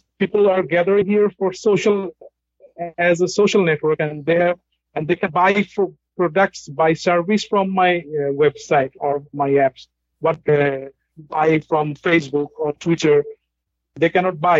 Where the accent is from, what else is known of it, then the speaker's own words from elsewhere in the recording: Dhaka, Dhaka Division, Bangladesh; I'm from Bangladesh, the capital city, Dhaka, Bangladesh.